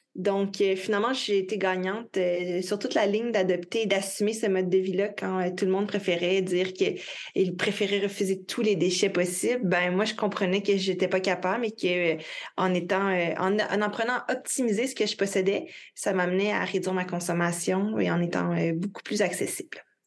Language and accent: French; Quebec, Canada; Je travaille principalement euh, de mon pays natal, donc euh, du Québec